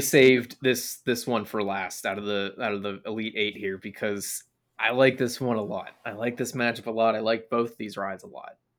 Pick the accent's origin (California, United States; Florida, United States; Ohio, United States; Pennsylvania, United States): Pennsylvania, United States; Pittsburgh; growing up in Pittsburgh